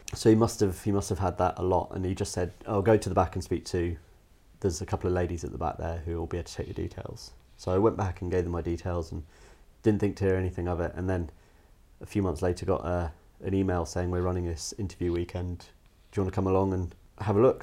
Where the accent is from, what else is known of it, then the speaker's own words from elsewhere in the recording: Cayman Islands; moved away; also born or lived in United States; I was born in the States. When I was about four, moved over to an island in the Caribbean, the Cayman Islands, and just had a, a little bit of sort of a feral up, bringing, I guess, as a kid.